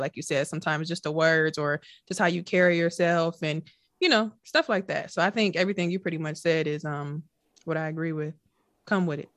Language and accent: English; Milwaukee, Wisconsin, United States; we're from Milwaukee